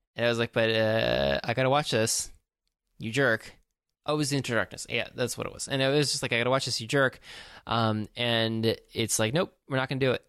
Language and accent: English; East Coast, United States; now in Southern California, United States; I'm from the East Coast